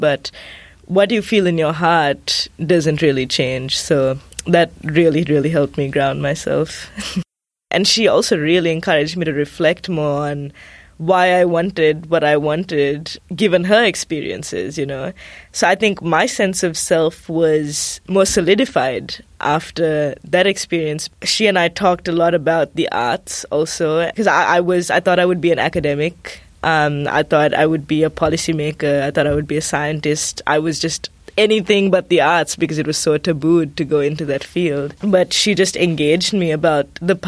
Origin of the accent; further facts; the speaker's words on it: Sri Lanka; moved away as an adult; now in United States; when I go back to Sri Lanka, there's this sense of, oh, you left us.